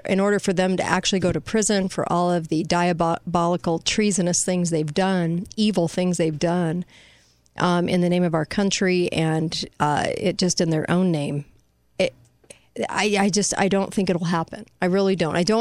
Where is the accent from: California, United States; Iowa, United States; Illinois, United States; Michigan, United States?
California, United States; now in Utah, United States; I am a Californian